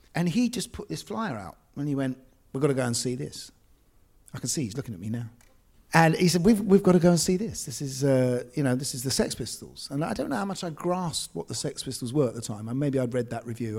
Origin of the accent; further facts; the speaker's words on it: London, United Kingdom; I grew up in Essex Road, uh, which is just parallel to this street here.